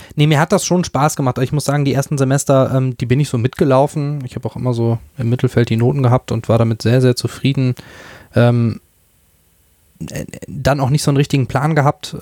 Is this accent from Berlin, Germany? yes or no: no; near Dortmund, North Rhine-Westphalia, Germany; also born or lived in Münster; Ich komme aus der Nähe von Dortmund